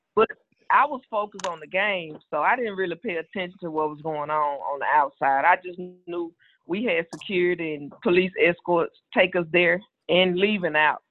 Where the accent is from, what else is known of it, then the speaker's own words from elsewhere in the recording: Greenville, Mississippi, United States; I'm from Mississippi. I was born and raised